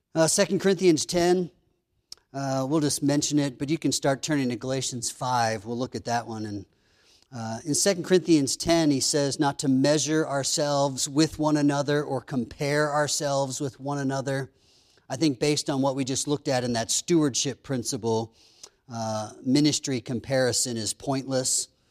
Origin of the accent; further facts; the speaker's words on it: Pennsylvania, United States; growing up in Pennsylvania, we had a couple dozen chickens